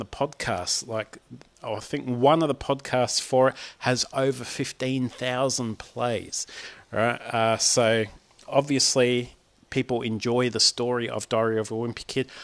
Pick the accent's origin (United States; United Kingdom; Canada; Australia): Australia; Aussie Dad